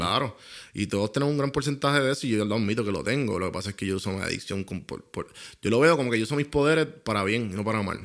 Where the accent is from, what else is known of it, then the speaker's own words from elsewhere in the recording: Puerto Rico; accent: boricua; lo que yo soy, que es boricua